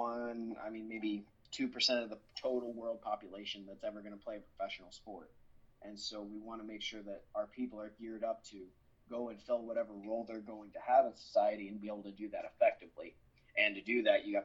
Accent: New Jersey, United States; I'm from New Jersey

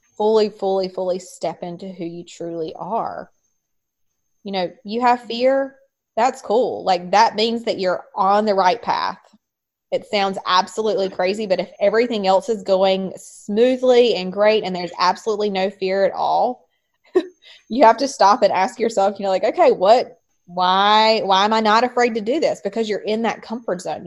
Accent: North Carolina, United States; I was raised in North Carolina uh, raised in a Southern Baptist um, home

